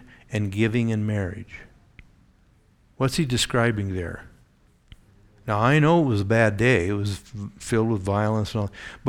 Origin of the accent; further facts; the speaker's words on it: Eugene, Oregon, United States; But we'd go down to a place on the Oregon coast where a doctor in our church that I grew up in Eugene, had a big cabin there.